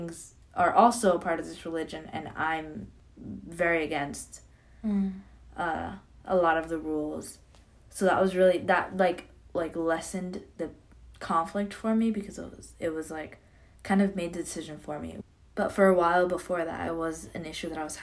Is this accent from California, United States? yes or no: no; New York City, New York, United States; I was born and raised in New York and I wanted to fit in with them. New York City, yes